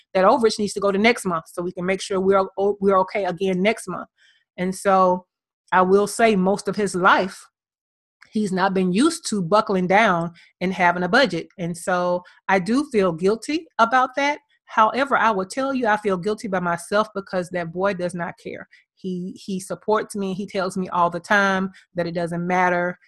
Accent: Birmingham, Alabama, United States; now in Atlanta, United States; My hometown is Birmingham, Alabama

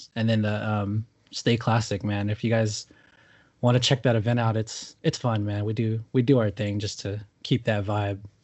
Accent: Newark, California, United States; now in Southern California, United States; I grew up in Newark

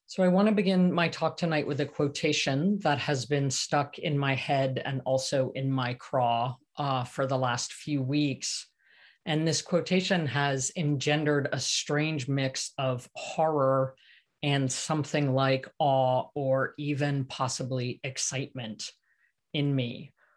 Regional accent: Santa Cruz, California, United States; my hometown of Santa Cruz

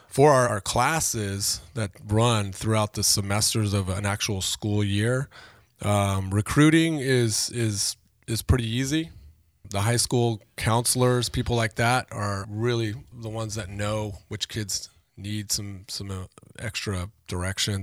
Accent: Oxnard, California, United States; I grew up in Oxnard

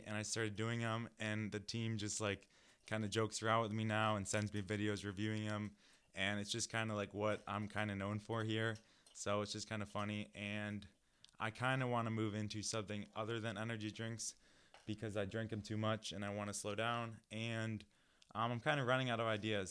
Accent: New Lenox, Illinois, United States; moved away; I am from the Chicago area, uh, more specifically, a Southwest suburb called New Lenox, Illinois.

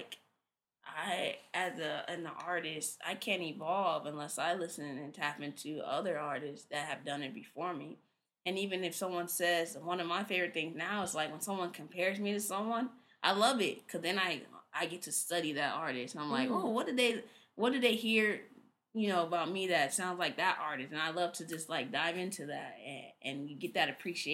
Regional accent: Inglewood, California, United States; also born or lived in Redondo Beach; we grew up in Inglewood

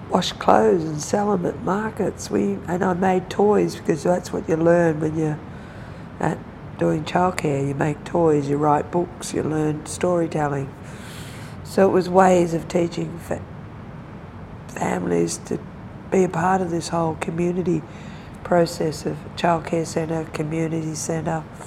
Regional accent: Melbourne, Victoria, Australia; also born or lived in Mooroopna; I'm born in Melbourne, grew up in and around Melbourne

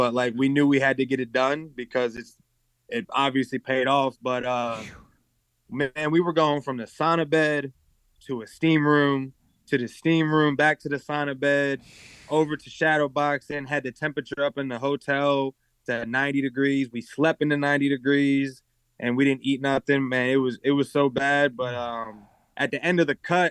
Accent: Baltimore, Maryland, United States; I come from the schools where kids don't think they can because we're from Baltimore

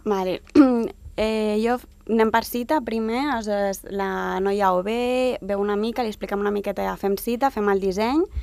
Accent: Sant Boi de Llobregat, Catalonia, Spain; jo m'he criat sempre a Sant Boi, sóc d'allà

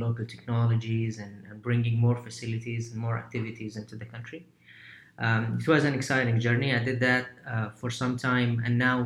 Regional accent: Medina, Medina Province, Saudi Arabia; moved away as an adult; also born or lived in London, United Kingdom / New York, United States; So I'm from Saudi, born and raised in the city of Medina, Medina Munawwara.

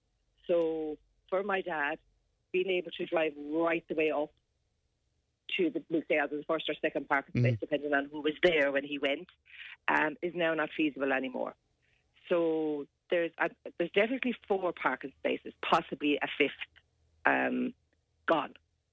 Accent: Clonmel, Munster, Ireland; also born or lived in Waterford City; now in Waterford, Ireland; Well, I live in Waterford City. My dad lives in Clonmel. I'm originally from Clonmel.

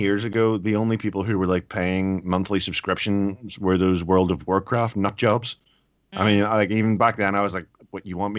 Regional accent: Ireland; But I'm Irish, so it's okay.

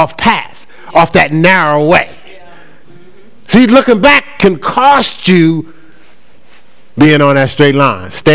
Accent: Newark, New Jersey, United States; Now, I know I'm from Brick City. I know I'm a city boy from Jersey

